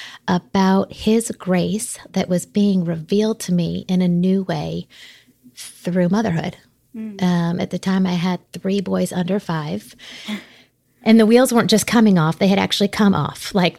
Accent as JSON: {"language": "English", "region": "South Florida", "country": "United States", "tie": "born or raised there", "moved": "yes", "lives_now": "Connecticut, United States", "said": "I was raised in South Florida as a preacher's kid"}